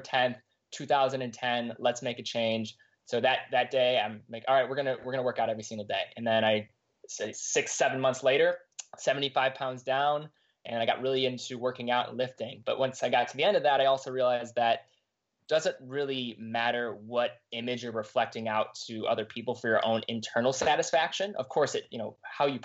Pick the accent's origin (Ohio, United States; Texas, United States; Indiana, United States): Ohio, United States; Cleveland; I grew up in Cleveland, Ohio, east side suburbs